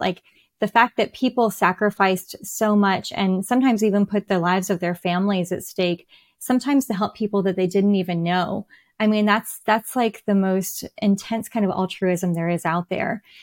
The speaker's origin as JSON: {"language": "English", "country": "United States", "said": "I am an American writing English characters"}